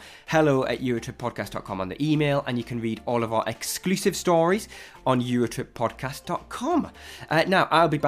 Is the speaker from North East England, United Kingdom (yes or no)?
yes; Newcastle upon Tyne, North East England, United Kingdom; a Geordie myself